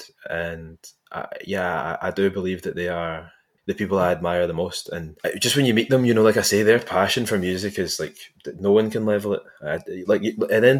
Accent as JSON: {"language": "English", "town": "Largs", "region": "Scotland", "country": "United Kingdom", "tie": "born or raised there", "said": "I grew up in Largs"}